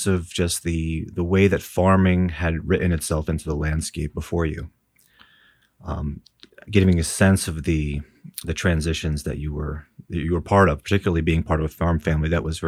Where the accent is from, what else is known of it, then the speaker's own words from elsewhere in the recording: New York, United States; There was a thriving farming community, and Baymen were all about on the waters, digging clams, grabbing oysters.